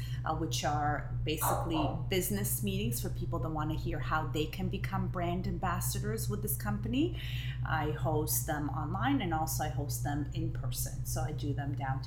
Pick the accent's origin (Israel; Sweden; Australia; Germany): Israel; English is a second language; moved away; I was born and raised in Israel, and I feel like I have the biggest accent.